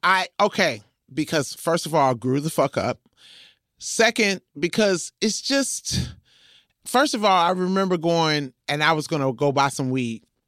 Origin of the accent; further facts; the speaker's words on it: Compton, California, United States; I'm from Compton